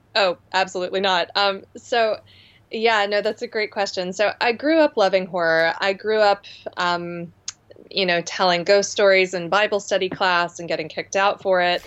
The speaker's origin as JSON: {"language": "English", "town": "Charleston", "region": "South Carolina", "country": "United States", "tie": "born or raised there", "moved": "yes"}